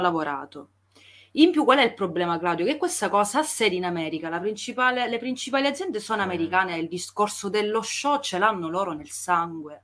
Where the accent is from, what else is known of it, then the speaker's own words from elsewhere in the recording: Italy; accent: Italian; il mio accento smaccatamente italiano